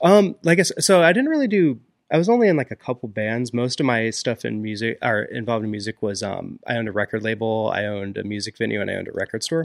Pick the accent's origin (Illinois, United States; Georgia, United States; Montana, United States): Illinois, United States; Springfield; moved away as an adult; now in Pittsburgh, United States; I'm originally from Springfield, Illinois.